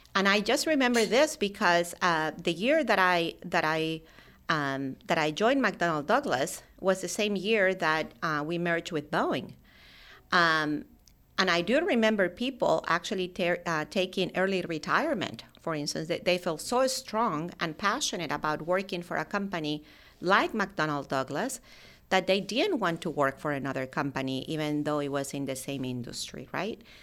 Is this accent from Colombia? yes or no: yes; Colombia; I actually grew up in, in Colombia, South America